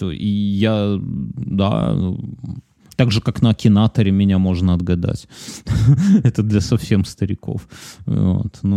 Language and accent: Russian; Belarus; Что мы же из Республики это... Беларусь, значит, мы республиканцы